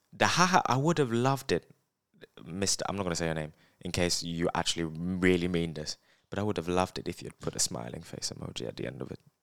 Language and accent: English; United Kingdom; I'm from, from the U K.